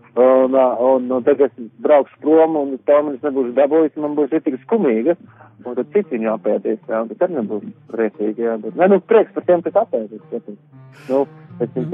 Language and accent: Latvian; Latvia; moved away as an adult; now in United Kingdom; es kā latvietis